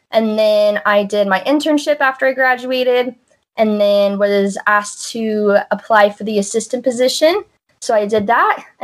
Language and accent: English; Reno, Nevada, United States; So I'm from Reno, born and raised.